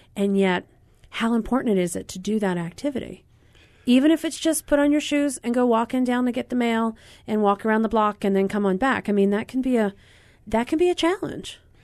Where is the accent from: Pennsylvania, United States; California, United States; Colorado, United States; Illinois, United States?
Pennsylvania, United States; moved away; my home state of Pennsylvania